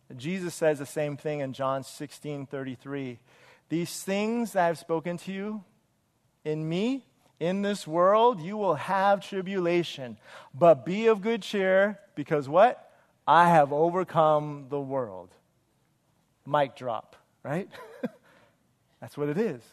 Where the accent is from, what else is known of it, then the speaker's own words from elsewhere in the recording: Wilmington, United States; in third grade, I went to Broad Avenue, uh, which is in the city of Wilmington